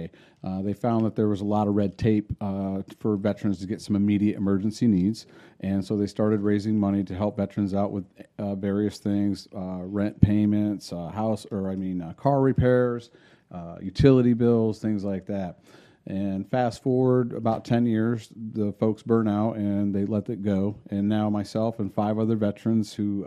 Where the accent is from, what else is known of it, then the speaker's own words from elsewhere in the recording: New York, United States; now in Florida, United States; where I grew up in New York